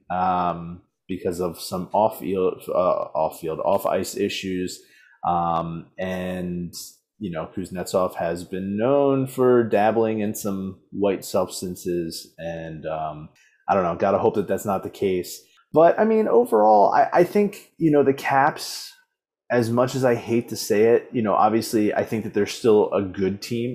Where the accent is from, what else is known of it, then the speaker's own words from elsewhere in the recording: Baltimore, Maryland, United States; born and raised in Baltimore